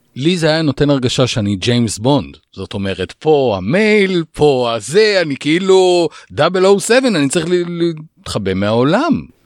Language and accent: Hebrew; Israel; כאן בישראל אנחנו ישראלים